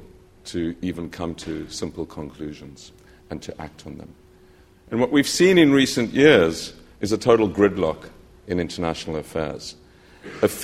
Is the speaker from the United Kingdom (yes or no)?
no; South Africa; I'm from South Africa